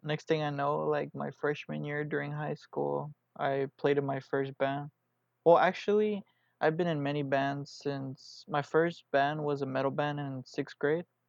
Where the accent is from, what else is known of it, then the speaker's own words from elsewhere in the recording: Houston, Texas, United States; I'm here from Houston, Texas